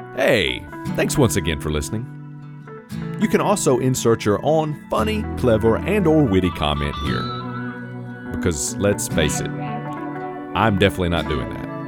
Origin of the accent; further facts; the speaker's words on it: Virginia, United States; I was born in Virginia